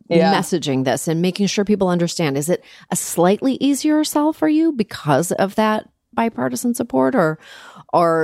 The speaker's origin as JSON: {"language": "English", "country": "Canada", "moved": "yes", "lives_now": "United States", "said": "I'm from Canada originally"}